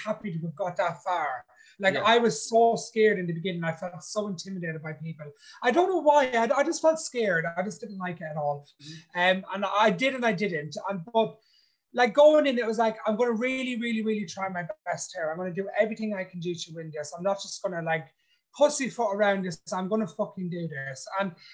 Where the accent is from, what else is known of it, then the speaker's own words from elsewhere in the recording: Ireland; I'm an Irishman, if you know what I mean, but I grew up in an ethnic community called Irish Travelers